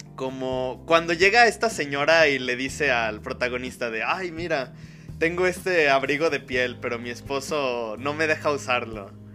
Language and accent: Spanish; Mexico; Mora y yo pues somos de aquí de México